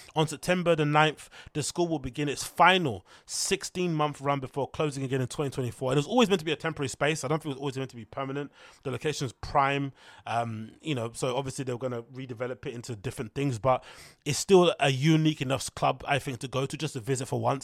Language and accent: English; United Kingdom; As a Brit